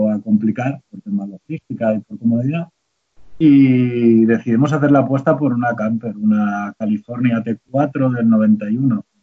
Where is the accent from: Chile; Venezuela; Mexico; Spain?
Spain; Santa Coloma de Gramenet, Catalonia; moved away as an adult; soy nacido en Santa Coloma de Gramenet, una ciudad de, Barcelona